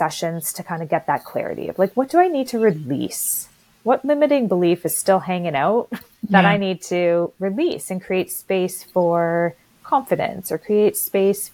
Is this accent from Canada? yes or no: yes; Canada; I'm Canadian. You probably all could tell by my accent